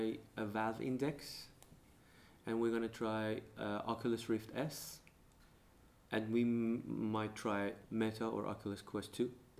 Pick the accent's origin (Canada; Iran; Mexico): Iran; now in Denmark; I'm from Iran